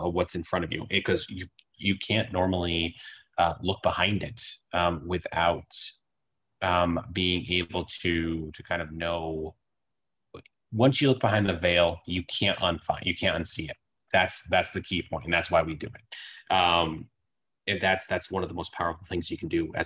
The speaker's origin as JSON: {"language": "English", "region": "Massachusetts", "country": "United States", "tie": "born or raised there", "said": "I grew up in Massachusetts"}